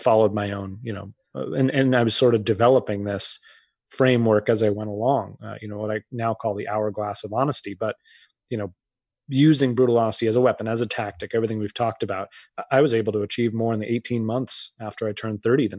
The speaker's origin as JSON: {"language": "English", "region": "Massachusetts", "country": "United States", "tie": "born or raised there", "said": "And I grew up outside of Boston. I had several family members go."}